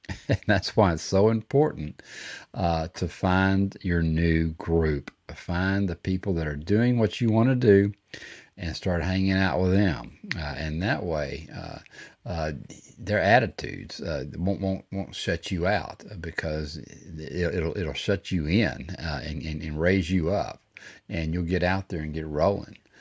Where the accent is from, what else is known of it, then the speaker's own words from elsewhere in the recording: Texas, United States; I'm from Texas and we used to say fixing to, all the time